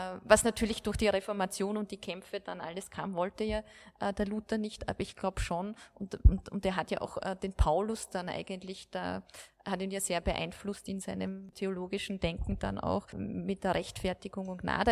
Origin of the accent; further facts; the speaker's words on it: Austria; bei uns in Österreich